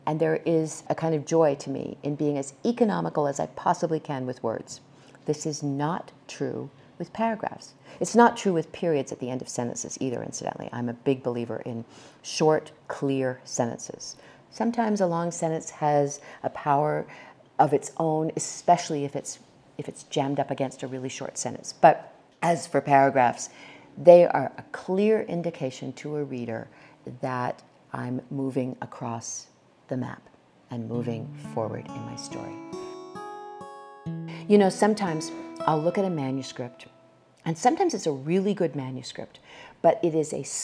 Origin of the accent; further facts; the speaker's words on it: New Hampshire, United States; moved away; also born or lived in California; I was born in the state of New Hampshire, and I ultimately made my way to the state of California